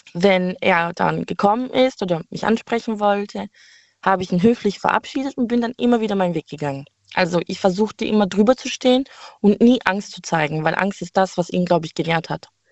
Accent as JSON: {"language": "German", "town": "Heilbronn", "region": "Baden-Württemberg", "country": "Germany", "said": "ich komme aus Heilbronn"}